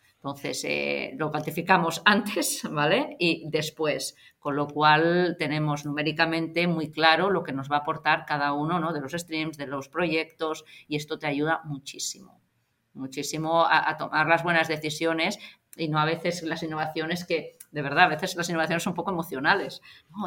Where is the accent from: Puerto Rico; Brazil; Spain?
Spain; Barcelona, Catalonia; eso soy de Gracia